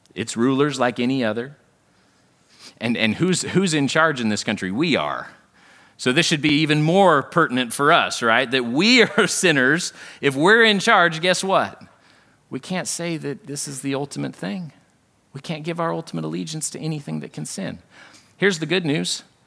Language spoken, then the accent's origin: English; United States; this is simply the accident of my birth. There's no reason why I'm American and not North Korean